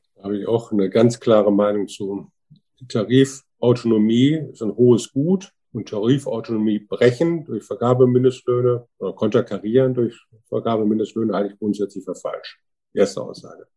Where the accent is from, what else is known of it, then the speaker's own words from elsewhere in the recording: Wuppertal, North Rhine-Westphalia, Germany; Ich komme aus Wuppertal